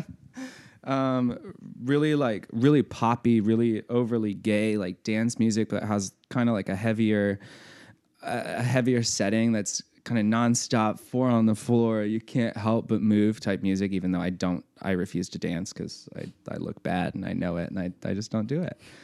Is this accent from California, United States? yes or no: no; Cuba, Missouri, United States; moved away as an adult; also born or lived in Springfield, Missouri / Denver, Colorado; now in Birmingham, Alabama, United States; I grew up in Missouri, small town Missouri, to be specific, Cuba, Missouri